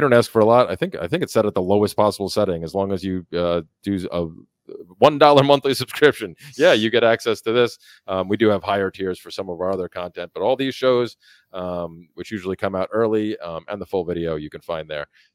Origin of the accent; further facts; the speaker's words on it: New York, United States; moved away; up in New York, where I'm from originally